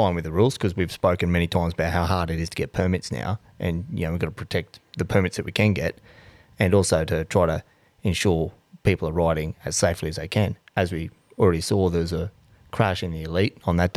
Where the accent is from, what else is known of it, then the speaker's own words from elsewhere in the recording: Townsville, Queensland, Australia; moved away; I come from Townsville